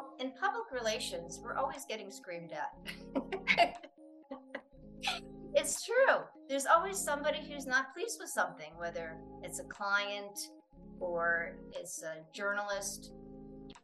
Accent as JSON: {"language": "English", "country": "United States", "moved": "yes", "said": "I'm from the United States"}